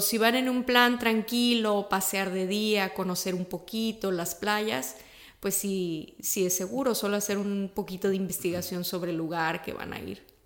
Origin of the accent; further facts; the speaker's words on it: Ciudad Victoria, Tamaulipas, Mexico; Yo soy mexicana, nací y crecí en Ciudad Victoria, Tamaulipas, en el norte del país